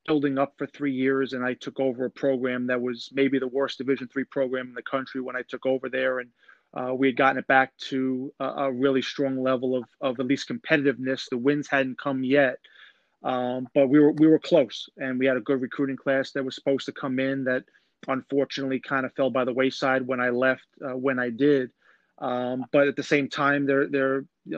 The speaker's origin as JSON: {"language": "English", "town": "Oceanside", "region": "New York", "country": "United States", "tie": "born or raised there", "also_born_or_lived": "Ohio", "said": "grew up about 8 minutes from Long Beach and the Atlantic Ocean"}